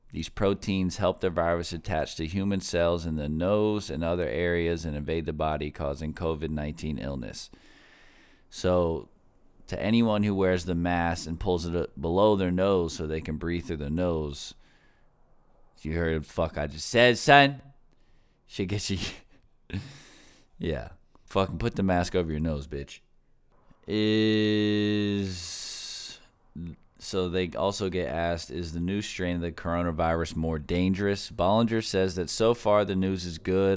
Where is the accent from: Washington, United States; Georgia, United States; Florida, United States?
Florida, United States; in my home state, Florida